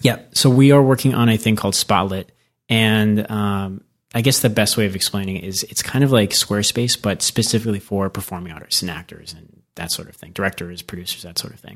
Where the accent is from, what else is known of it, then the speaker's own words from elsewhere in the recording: Arizona, United States; moved away; also born or lived in New York; I grew up in Arizona